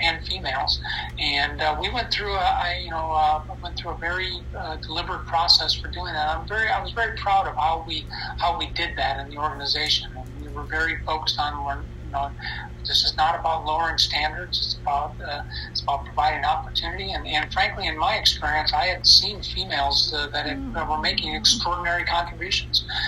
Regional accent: United States; as Americans and certainly as American military officers

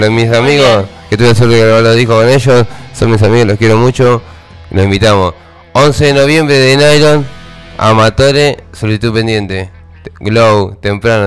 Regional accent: Tandil, Buenos Aires Province, Argentina; somos todos amigos, somos de Tandín.

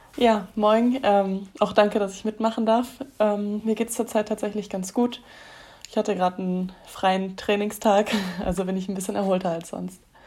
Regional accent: Germany; bei uns in Deutschland

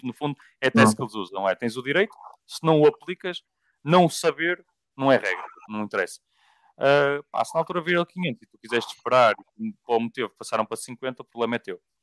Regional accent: Portugal; sendo eu português com uma empresa portuguesa

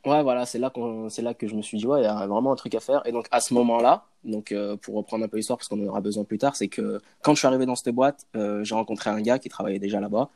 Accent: Villeurbanne, Auvergne-Rhône-Alpes, France; moved away as an adult; now in Canada; je suis né à Villeurbanne, Lyon

